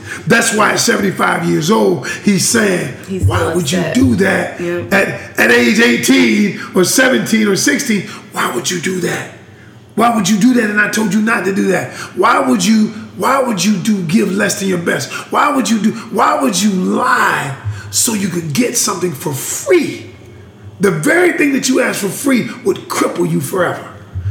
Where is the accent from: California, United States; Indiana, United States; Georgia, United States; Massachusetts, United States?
Georgia, United States; now in North Carolina, United States; I ain't even from here. Yeah, I know. I'm from the Peach State.